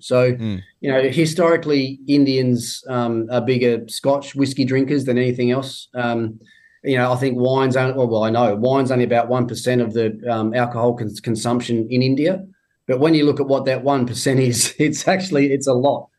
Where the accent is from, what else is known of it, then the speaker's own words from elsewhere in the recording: Tasmania, Australia; moved away; my home state, I go down to Tassie